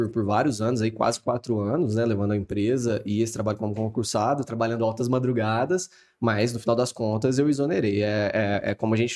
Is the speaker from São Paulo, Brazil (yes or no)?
yes; Franca, São Paulo, Brazil; Sou de Franca, então nasci aqui, criado aqui em Franca, família toda trabalhando com sapato a vida inteira, então tô, tô dentro desse contexto francano